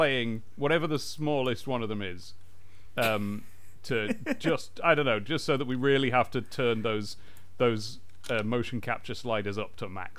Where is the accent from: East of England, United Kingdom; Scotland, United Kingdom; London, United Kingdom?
East of England, United Kingdom; Southend-on-Sea; Hey, I'm from Southend-on-Sea. I resent that. That's a stereotype.